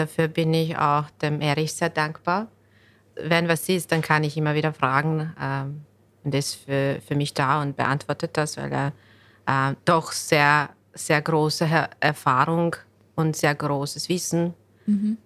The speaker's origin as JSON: {"language": "German", "country": "Bosnia & Herzegovina", "second_language": "German", "moved": "yes", "lives_now": "Vienna, Austria", "said": "ich komme ursprünglich aus Bosnien. Ich bin äh, Ende 2003 nach Wien gezogen und ich habe hier Deutsch gelernt"}